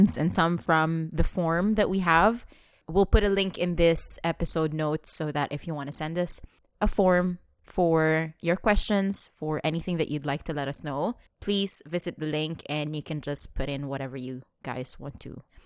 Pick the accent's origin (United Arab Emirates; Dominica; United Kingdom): United Arab Emirates; Dubai; growing up in Dubai